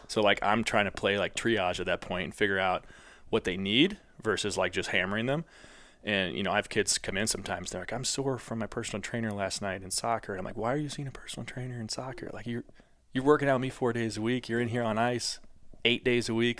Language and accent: English; St. Louis, Missouri, United States; I was from Saint Louis.